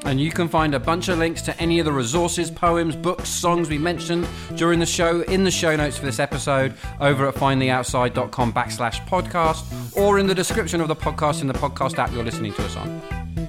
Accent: United Kingdom; accent: British; moved away; My charming British accent.

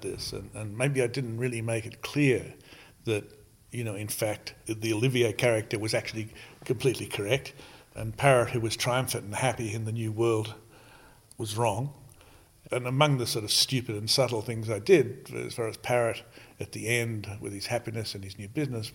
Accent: Australia; now in United States; I'm from Australia

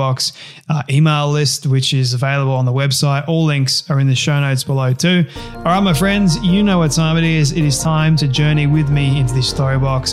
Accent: Sydney, New South Wales, Australia; I'm from Sydney

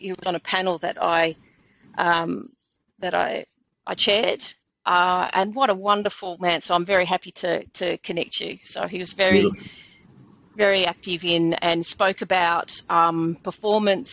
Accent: Blue Mountains, New South Wales, Australia; I grew up in the Blue Mountains, which that was my backyard

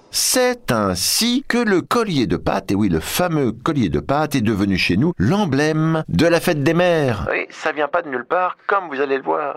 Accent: France; chez nous en France

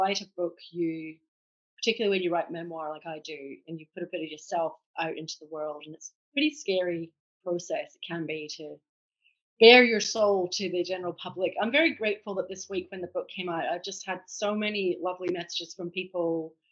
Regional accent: Edinburgh, Scotland, United Kingdom; accent: Scottish; moved away as an adult; now in Australia; So I'm Scottish by birth, hence the accent. I grew up in Edinburgh

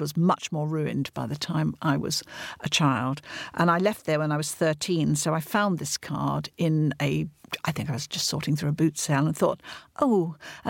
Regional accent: Hunstanton, East of England, United Kingdom; I grew up in Hunstan. I was born in Hunstan, which is North Norfolk

